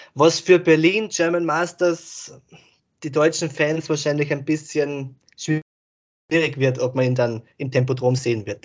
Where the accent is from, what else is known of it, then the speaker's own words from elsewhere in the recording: Austria; Ich komme ja aus Österreich